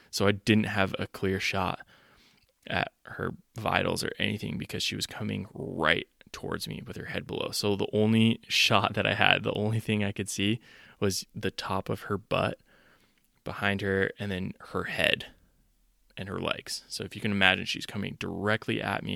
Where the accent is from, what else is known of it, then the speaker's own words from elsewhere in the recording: Utah, United States; I'm from Utah